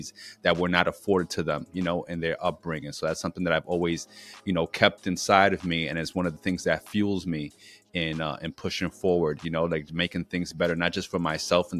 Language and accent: English; New York City, New York, United States; moved away as an adult; now in Philadelphia, United States; I'm originally from New York City